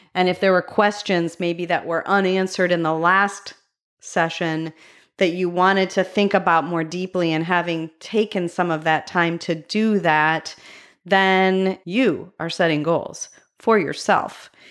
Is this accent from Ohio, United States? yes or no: yes; Medina, Ohio, United States; my hometown, Medina, Ohio